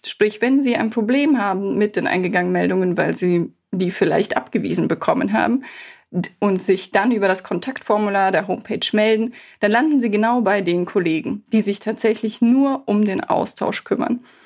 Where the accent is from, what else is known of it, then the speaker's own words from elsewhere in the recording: Bavaria, Germany; now in Cologne, Germany; Ich komme ja ursprünglich auch aus Bayern